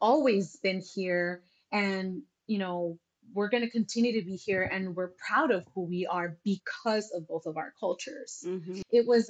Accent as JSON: {"language": "English", "country": "United States", "tie": "born or raised there", "said": "Growing up in the United States and being a Latina, or just a first gen immigrant child, right?"}